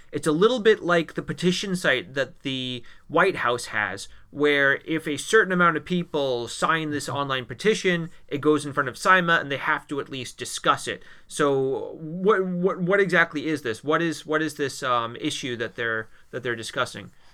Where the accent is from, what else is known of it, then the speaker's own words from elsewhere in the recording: Maine, United States; now in Latvia; I'm from Maine